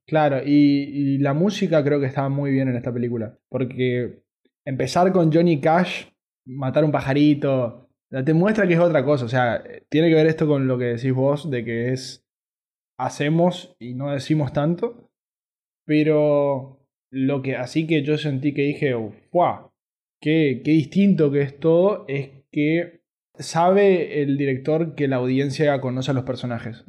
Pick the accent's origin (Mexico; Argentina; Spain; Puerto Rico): Argentina